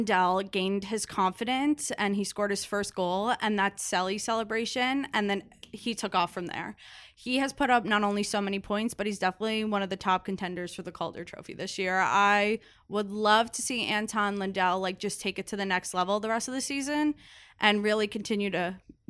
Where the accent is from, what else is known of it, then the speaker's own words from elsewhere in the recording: Boca Raton, Florida, United States; Raton. I'm from Boca. 5'6".